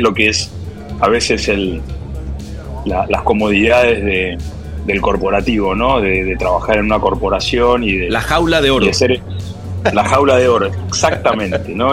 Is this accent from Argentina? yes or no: yes; Argentina; como buen argentino